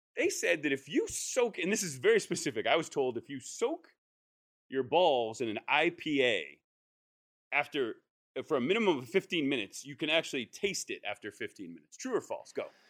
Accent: New England, United States; moved away; I'm from New England

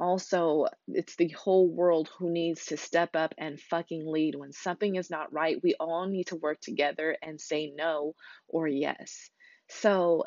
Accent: United States; as an American

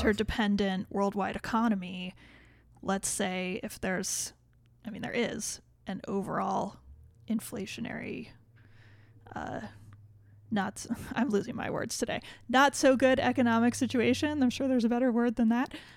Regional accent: United States; we're American

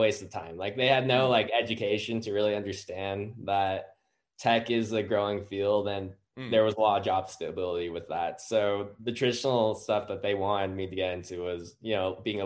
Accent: Utah, United States; born and raised in Utah

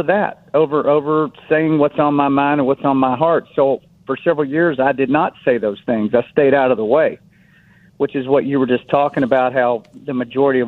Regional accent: United States; I'm an American

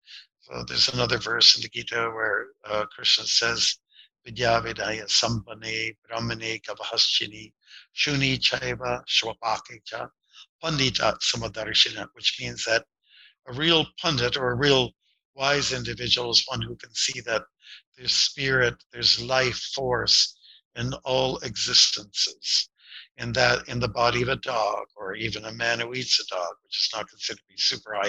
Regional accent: Windsor, Ontario, Canada; I was born and raised near Detroit on the Canadian side, and Detroit was going through it was not the summer of love, it was a summer of contempt

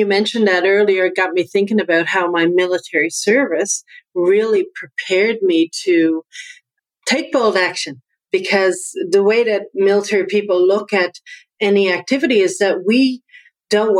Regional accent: Newfoundland and Labrador, Canada; accent: Newfoundland; now in Halifax, Canada; my accent comes from Newfoundland. I'm from Newfoundland. That's why I have this accent

